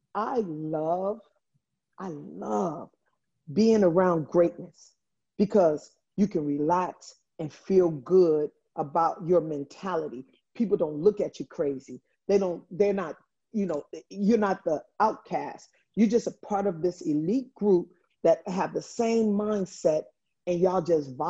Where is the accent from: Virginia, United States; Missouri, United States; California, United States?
California, United States; Los Angeles; moved away as an adult; also born or lived in Italy; I'm a kid from Watts